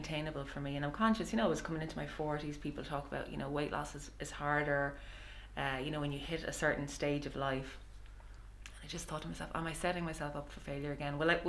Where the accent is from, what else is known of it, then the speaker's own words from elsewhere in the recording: Ireland; I'm also an Irish mammy.